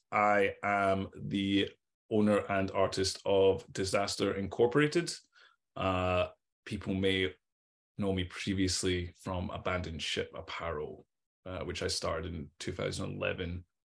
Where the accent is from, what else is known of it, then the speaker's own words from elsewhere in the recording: Scotland, United Kingdom; A lot of people think I'm American because my accent's really weird because I've traveled a lot and lived in a lot of different places. So my accent was kind of destroyed by people taking the piss out of it when I was younger.